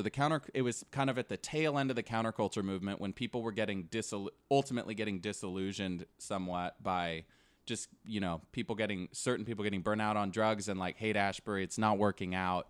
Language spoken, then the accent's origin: English; Davis, California, United States; also born or lived in Woodland, California; I'm from Davis, California